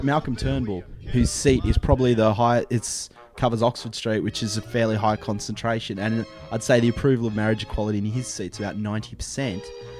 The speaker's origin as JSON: {"language": "English", "region": "Tasmania", "country": "Australia", "tie": "born or raised there", "said": "Well, I grew up in Tasmania until, I think, 98."}